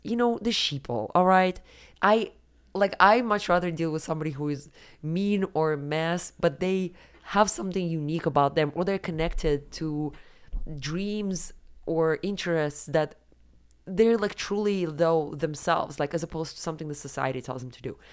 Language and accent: English; Siberia, Russia; moved away; when I was growing up in Siberia